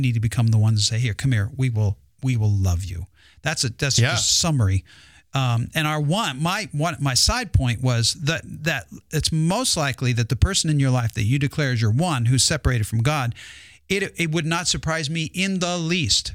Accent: United States; we're Americans

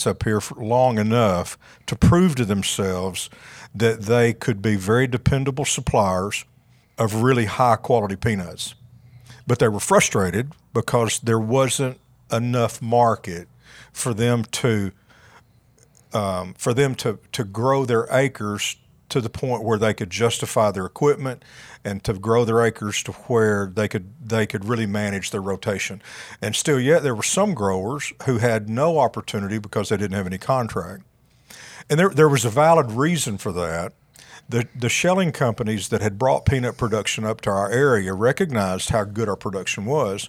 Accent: Paragould, Arkansas, United States; I'm a local guy. I grew up just outside of Paragould, went to school at Arkansas State

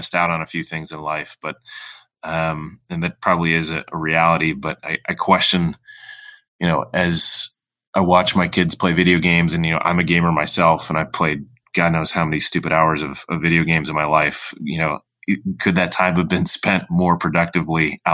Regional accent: Midwest, United States; also born or lived in Chicago / California; now in Raleigh, United States; I was born and raised in the Midwest

